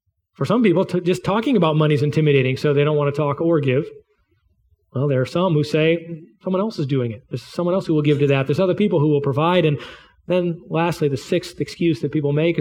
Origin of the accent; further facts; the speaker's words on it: United States; as an American